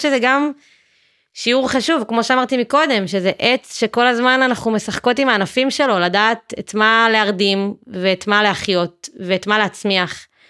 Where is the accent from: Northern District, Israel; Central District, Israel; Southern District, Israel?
Central District, Israel; Matan; moved away as an adult; now in Beersheba, Israel; אני מאזור השרון, ממתן